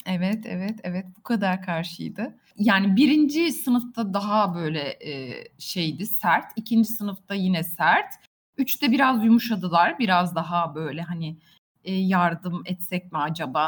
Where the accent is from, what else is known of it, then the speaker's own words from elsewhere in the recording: Buca, İzmir, Turkey; ben Bucalıyım. Buca'da doğdum büyüdüm.